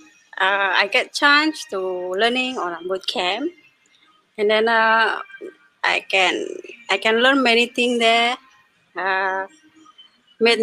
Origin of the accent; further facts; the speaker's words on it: Indonesia; first language Indonesian; English is a second language; moved away as an adult; now in Singapore; from Indonesia.